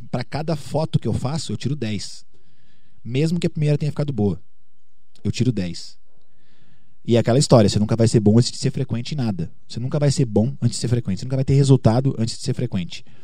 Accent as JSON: {"language": "Portuguese", "town": "Curitiba", "region": "Paraná", "country": "Brazil", "lives_now": "Belo Horizonte, Brazil", "said": "pô, vim lá de Curitiba, tô aqui em BH hoje"}